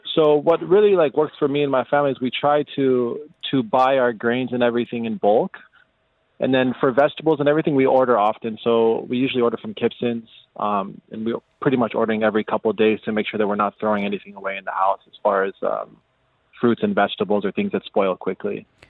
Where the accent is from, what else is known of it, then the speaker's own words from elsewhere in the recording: Las Vegas, Nevada, United States; moved away; born and raised in Las Vegas, the United States